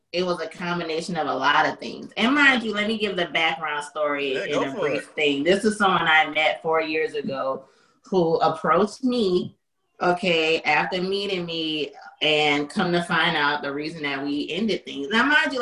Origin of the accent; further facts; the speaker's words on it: New Orleans, Louisiana, United States; I'm from New Orleans